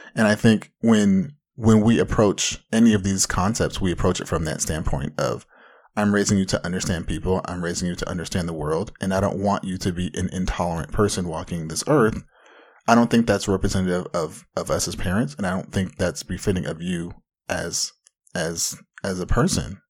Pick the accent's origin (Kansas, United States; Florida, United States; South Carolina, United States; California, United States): California, United States; Anaheim; hailing from the mean streets of Anaheim.